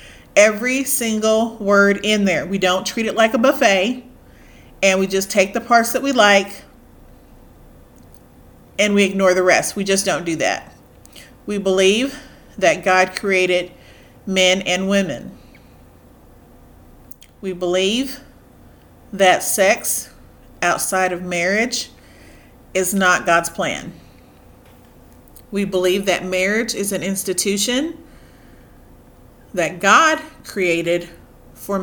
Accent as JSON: {"language": "English", "country": "United States", "said": "I'm African American. I am very proud of my heritage"}